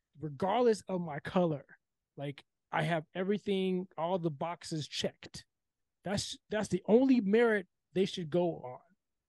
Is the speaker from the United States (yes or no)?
yes; California, United States; I'm from California.